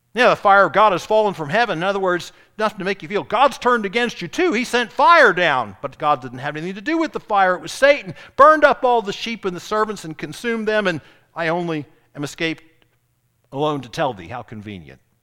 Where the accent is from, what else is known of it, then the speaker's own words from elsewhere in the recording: Charleston, South Carolina, United States; I grew up in Charleston, I grew up south abroad